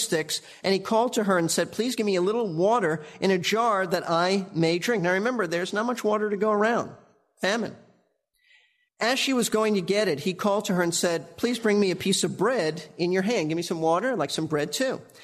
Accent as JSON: {"language": "English", "town": "New York City", "region": "New York", "country": "United States", "tie": "born or raised there", "said": "Karen and I grew up in New York"}